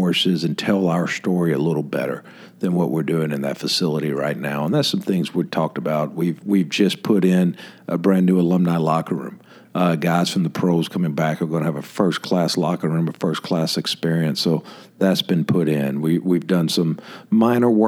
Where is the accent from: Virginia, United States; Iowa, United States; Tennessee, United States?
Tennessee, United States; Memphis; now in Tallahassee, United States; growing up in Memphis